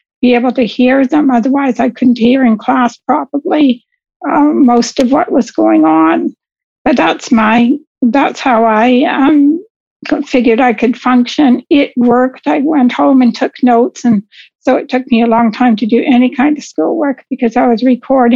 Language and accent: English; Vancouver, British Columbia, Canada; moved away as an adult; also born or lived in Windsor, Ontario; I was originally born in Windsor, Ontario, but I moved to British Columbia, to Vancouver, when I was two or three, somewhere in there. So I grew up in Vancouver, and I lived there until I was in my mid-40s.